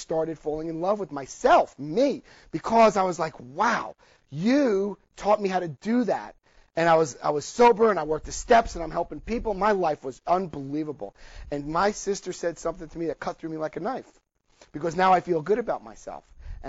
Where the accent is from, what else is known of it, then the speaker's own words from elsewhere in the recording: New Jersey, United States; I had a New Jersey family. Well, we called it ball breaking. I lost a lot of my accent